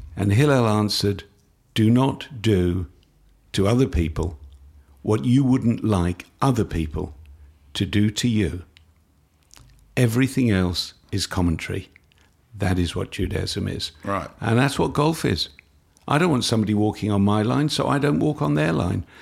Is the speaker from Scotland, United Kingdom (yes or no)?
no; London, United Kingdom; now in Australia; I was brought up in London.